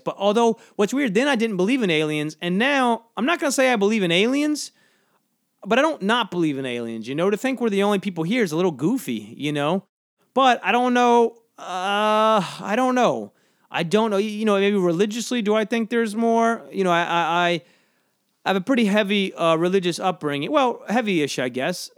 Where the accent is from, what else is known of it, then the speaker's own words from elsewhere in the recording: Georgia, United States; moved away; When I grew up in Georgia, a lot of fellowship talk